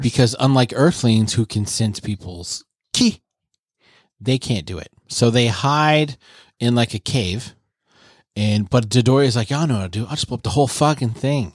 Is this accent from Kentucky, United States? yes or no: no; Vermillion, South Dakota, United States; We grew up in Vermillion, South Dakota